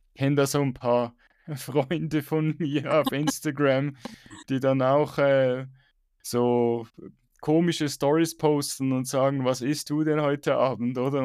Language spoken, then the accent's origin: German; Switzerland; Bei uns in der Schweiz